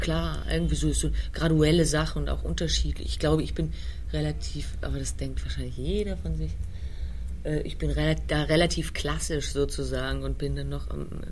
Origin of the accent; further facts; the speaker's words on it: Heidelberg, Baden-Württemberg, Germany; also born or lived in Vienna; nicht in England oder Wales aufgewachsen, sondern in Heidelberg in Süddeutschland